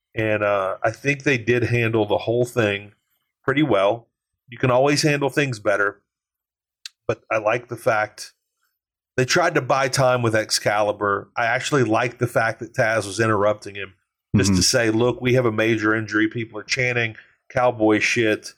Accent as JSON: {"language": "English", "region": "Louisiana", "country": "United States", "said": "I'm from Louisiana. We embrace pettiness. We're a petty state"}